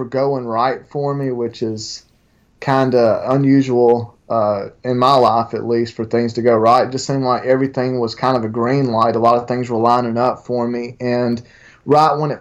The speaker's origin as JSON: {"language": "English", "town": "LaGrange", "region": "Georgia", "country": "United States", "said": "I'm from LaGrange, very close to Alabama"}